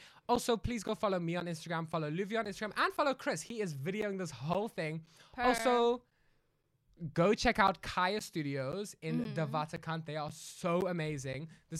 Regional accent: Cape Town, Western Cape, South Africa; also born or lived in Sandton; We're from Cape Town.

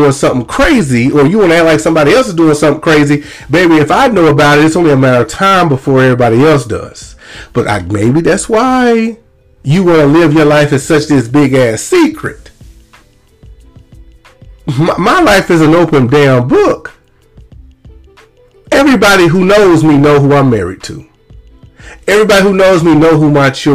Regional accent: Lumberton, Mississippi, United States; moved away as an adult; I am from Lumberton, Mississippi. I was not born and raised in Lumberton, but I was raised in Lumberton since the fifth grade

